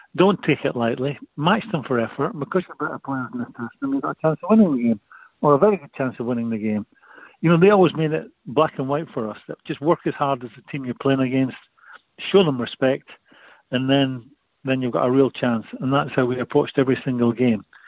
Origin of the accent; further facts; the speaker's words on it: Edinburgh, Scotland, United Kingdom; I'm from Edinburgh